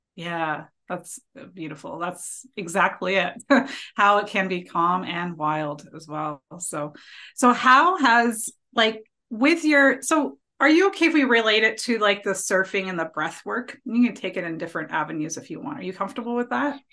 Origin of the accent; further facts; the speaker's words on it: Ontario, Canada; I'm from Ontario too